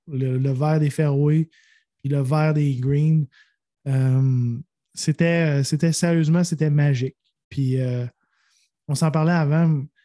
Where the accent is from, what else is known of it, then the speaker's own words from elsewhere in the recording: Quebec, Canada; je suis touriste, je viens du Québec